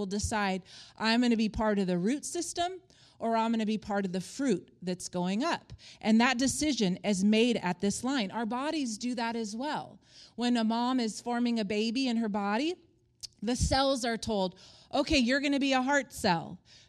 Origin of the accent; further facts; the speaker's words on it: Palm Springs, California, United States; also born or lived in Stockholm, Sweden / Colorado; I was born in Stockholm, Sweden. My parents were missionaries there. Then we went to Northern California, Colorado. But I would say my roots are Palm Springs, California.